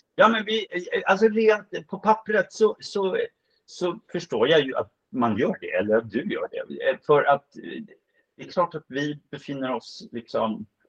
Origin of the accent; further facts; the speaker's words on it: Stockholm, Stockholm County, Sweden; som stockholmare